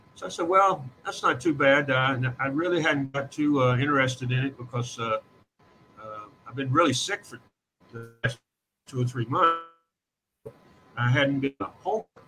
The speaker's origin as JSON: {"language": "English", "region": "Kentucky", "country": "United States", "said": "I'm from Kentucky"}